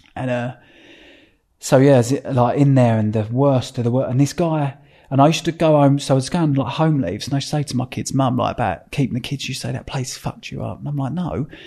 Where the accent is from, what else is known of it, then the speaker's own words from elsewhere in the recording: Epping, East of England, United Kingdom; I was brought up in Epping, which is like, down the end of our road, there was just farms